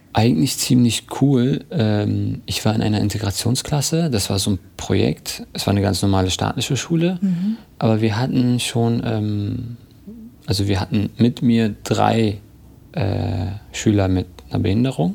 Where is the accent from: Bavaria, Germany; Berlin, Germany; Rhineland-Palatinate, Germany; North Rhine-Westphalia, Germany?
Berlin, Germany; Und ich bin hier in Berlin geboren